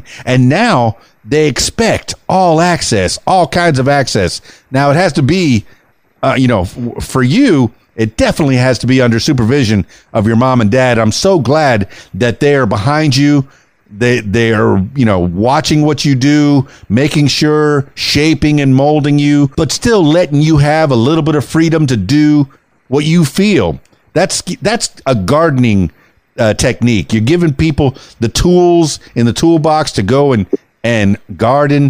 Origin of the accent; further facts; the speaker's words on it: Miami, Florida, United States; first language Spanish; English is a second language; now in Arkansas, United States; I was born and raised in Miami, you know, but I'm losing my Spanish since I moved to Arkansas